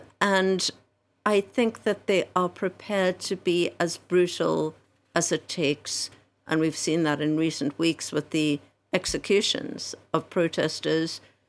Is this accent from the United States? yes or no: no; South Africa; I mean, I grew up in South Africa, same thing.